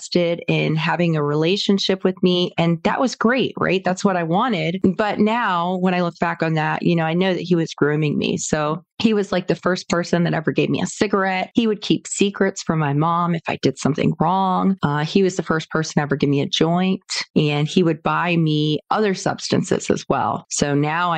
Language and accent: English; Sarasota, Florida, United States; So I grew up here in Sarasota, Florida, born and raised Florida native